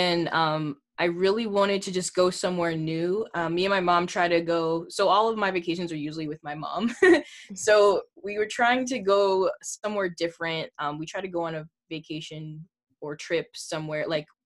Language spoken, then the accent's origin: English; Boston, Massachusetts, United States; I'm from Boston, Massachusetts